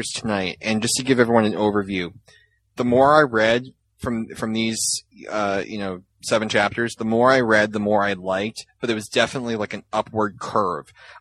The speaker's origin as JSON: {"language": "English", "region": "Massachusetts", "country": "United States", "said": "I was from Massachusetts"}